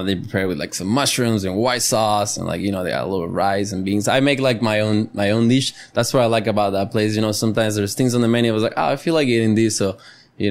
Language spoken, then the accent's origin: English; Costa Rica; first language Spanish; English is a second language; my mother tongue is Spanish, you know. I love Spanish, I breathe Spanish, and I'm tico